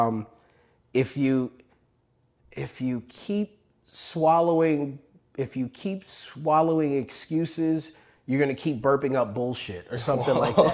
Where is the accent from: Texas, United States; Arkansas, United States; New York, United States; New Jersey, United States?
New York, United States; I grew up in New York, and it was very fast-paced.